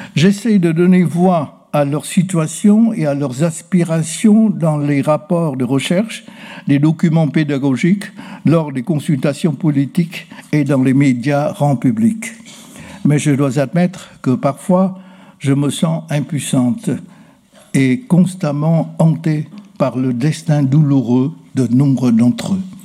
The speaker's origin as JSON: {"language": "French", "area": "Ha Tay", "region": "Hanoi", "country": "Vietnam", "tie": "born or raised there", "also_born_or_lived": "Quang Ninh", "said": "Je suis né à Quang Ninh, où se trouve la célèbre baie de Ha mais je rendis à Hatay désormais une partie de Hanoï"}